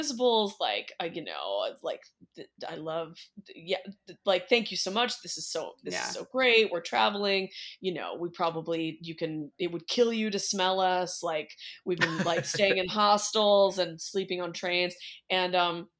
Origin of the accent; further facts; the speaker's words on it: California, United States; I'm from California